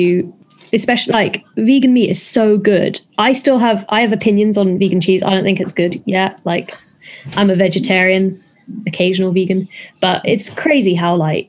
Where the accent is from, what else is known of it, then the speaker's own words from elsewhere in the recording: London, United Kingdom; also born or lived in France / Dublin (family origin); I'm from London. I was born in Wembley. But I lived in France for a little bit, but I'm back now.